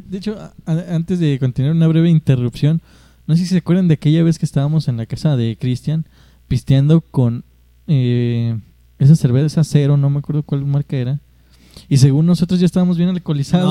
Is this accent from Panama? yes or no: no; Mexico; somos de México